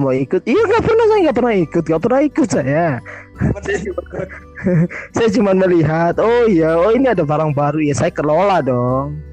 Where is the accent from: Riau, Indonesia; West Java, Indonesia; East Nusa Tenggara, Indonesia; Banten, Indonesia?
East Nusa Tenggara, Indonesia; Kupang; moved away as an adult; kali saya menginjak Surabaya saya kuliah uh, kuliah di tahun 2012 itu banyak yang kamu dari mana oh saya dari ini saya dari Kupang dari Nusa Tenggara Timur